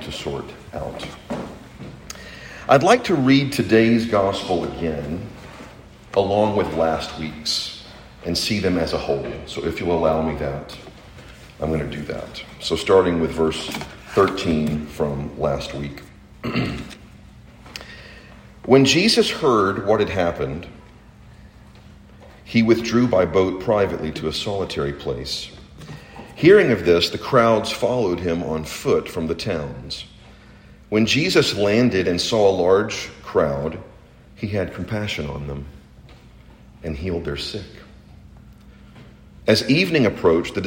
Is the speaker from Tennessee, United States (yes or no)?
yes; Chattanooga, Tennessee, United States; I grew up in Chattanooga